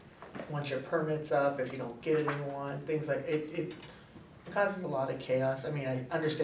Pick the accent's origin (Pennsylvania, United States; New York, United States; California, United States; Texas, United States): Pennsylvania, United States; Pittsburgh; now in Spring Lake Park, United States; I'm from Pennsylvania, Pittsburgh.